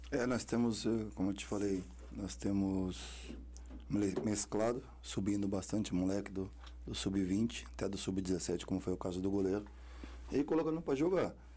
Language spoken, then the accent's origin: Portuguese; Carapicuíba, São Paulo, Brazil; eu também vim da Cob 5 lá de Carapicuíba